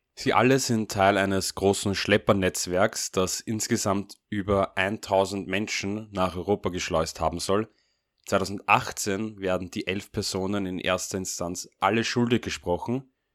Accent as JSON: {"language": "German", "country": "Austria", "said": "Als Österreicher"}